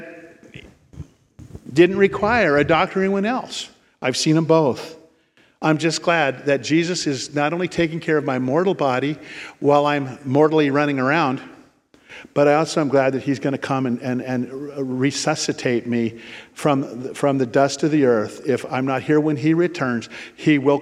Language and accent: English; Ashland, United States; I grew up in Ashland